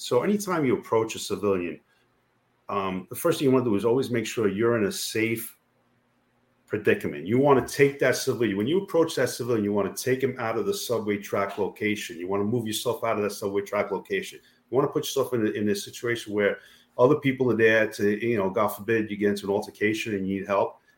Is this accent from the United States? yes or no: yes; New York City, New York, United States; I born and raised in Queens